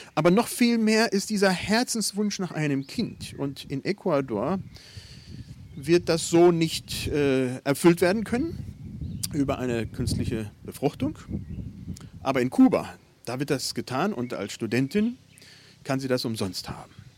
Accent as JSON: {"language": "German", "country": "Germany", "said": "Bei uns in Deutschland"}